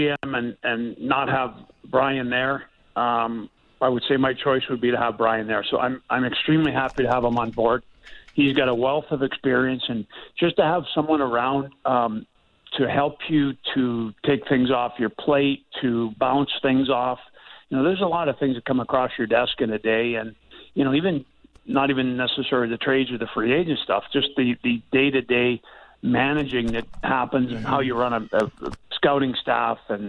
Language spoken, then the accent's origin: English; Pittsburgh, Pennsylvania, United States; when I was a child growing up in Pittsburgh watching my dad play